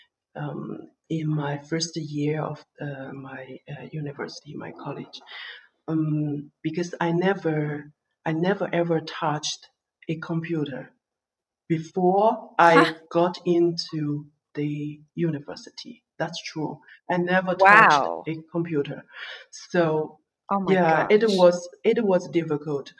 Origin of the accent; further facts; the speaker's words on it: a small village in southwest China, China; English is a second language; moved away as an adult; also born or lived in Europe; I'm from China. Yeah, I'm from China, a small village in the southwest